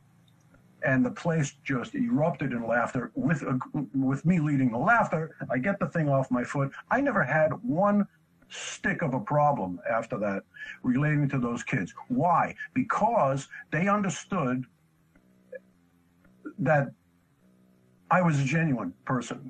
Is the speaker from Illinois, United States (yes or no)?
no; New York City, New York, United States; I grew up in New York City